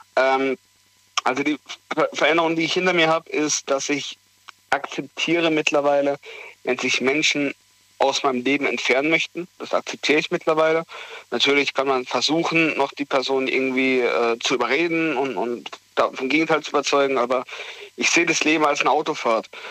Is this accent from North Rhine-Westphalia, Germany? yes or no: no; Heidelberg, Baden-Württemberg, Germany; weg von Heidelberg in eine neue Region, ähm, weg von meiner Heimat sozusagen, wo ich 21 Jahre dann zu dem Abschluss, wenn ich da fertig bin, 22 Jahre gelebt habe